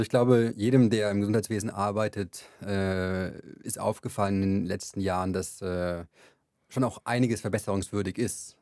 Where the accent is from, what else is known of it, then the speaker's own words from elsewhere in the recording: Franconia, Bavaria, Germany; Ich komme aus Bayern, aus Franken, um genauer zu sein.